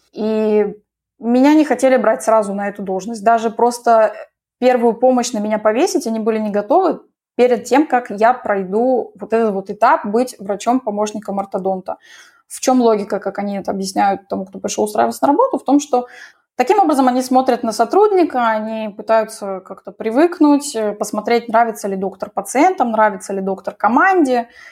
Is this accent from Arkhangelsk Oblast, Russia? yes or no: no; Moscow, Russia; moved away as an adult; now in Israel; Я родилась в Москве, там всю жизнь жила